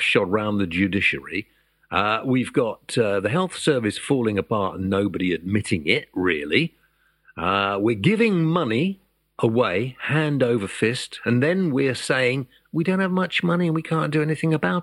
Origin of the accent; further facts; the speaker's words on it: United Kingdom; we're British